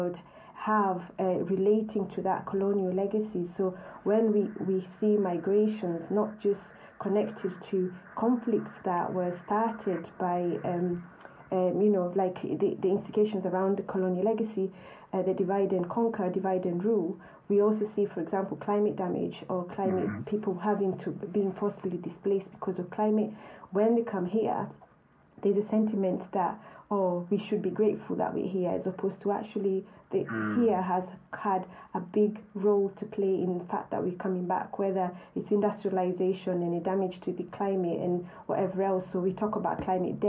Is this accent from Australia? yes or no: no; Kenya; moved away as an adult; now in United Kingdom; I grew up in Kenya